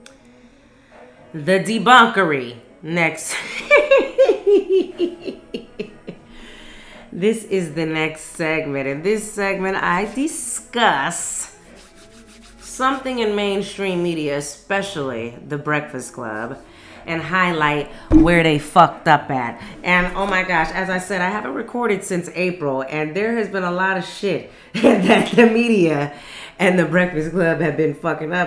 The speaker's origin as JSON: {"language": "English", "town": "Las Vegas", "region": "Nevada", "country": "United States", "tie": "born or raised there", "moved": "yes", "lives_now": "Atlanta, United States", "said": "my hometown in the city of Las Vegas"}